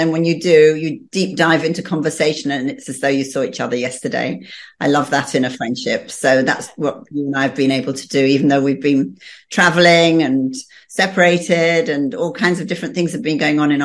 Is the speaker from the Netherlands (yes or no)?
no; Bradford, Yorkshire and the Humber, United Kingdom; also born or lived in London, England; So we all moved up to Yorkshire. And I was brought up in Bradford